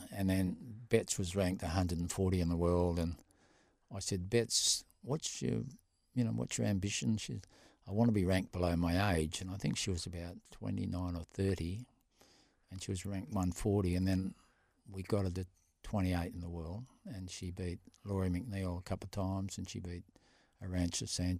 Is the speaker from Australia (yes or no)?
yes; Boulder, Western Australia, Australia; I'm from Boulder, mate.